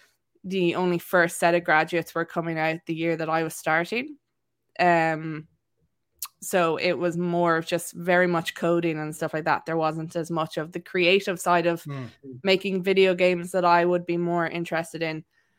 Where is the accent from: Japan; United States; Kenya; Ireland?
Ireland; Wexford, Leinster; accent: neutral; actually originally from Wexford, and nobody can place me really because my accent is quite neutral. So I come from Wexford, went to boarding school in Waterford, then went to college in UL